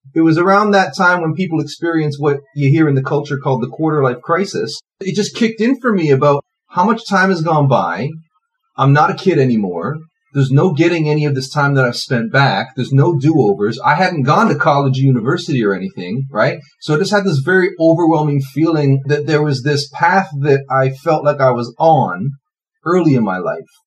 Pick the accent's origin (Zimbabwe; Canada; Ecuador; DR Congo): Canada; Toronto, Ontario; also born or lived in Scarborough; I've lived all over the Toronto area, but always in the Toronto area